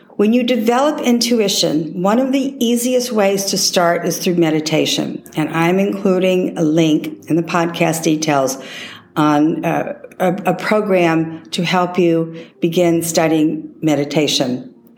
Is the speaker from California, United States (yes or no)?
no; Texas, United States; I was raised in Texas